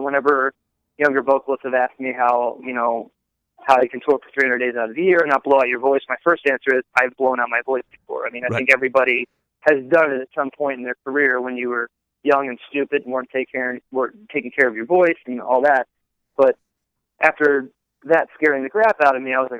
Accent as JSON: {"language": "English", "region": "New Jersey", "country": "United States", "tie": "born or raised there", "also_born_or_lived": "Philadelphia / Baltimore / North Carolina", "moved": "yes", "said": "I'm originally from Philadelphia and grew up in South Jersey"}